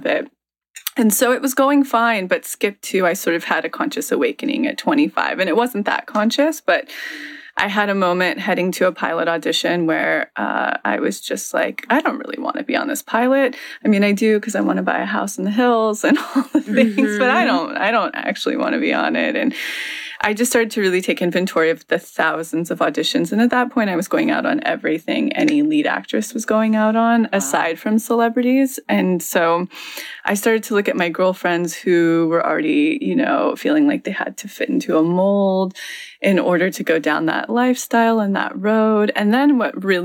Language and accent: English; Mariposa, California, United States; I grew up in a little town right outside of Yosemite called Mariposa